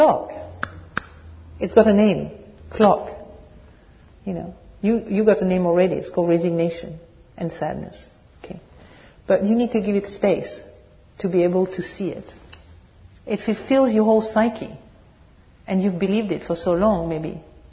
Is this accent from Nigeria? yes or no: no; France; accent: French accent with English, British tone; English is a second language; moved away; also born or lived in England; my French accent and English, British tone